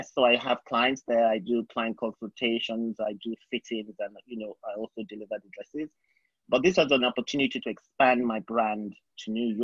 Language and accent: English; Nigeria; moved away as an adult; also born or lived in England; now in New York, United States; I grew up in Nigeria, and I did my primary school, secondary school, and university in Nigeria.